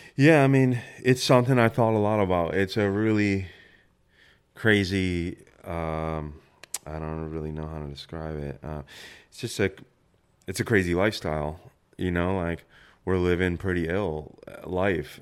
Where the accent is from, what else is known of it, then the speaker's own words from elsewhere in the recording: Buffalo, New York, United States; also born or lived in San Francisco; now in Brooklyn, United States; I grew up in Buffalo, New York.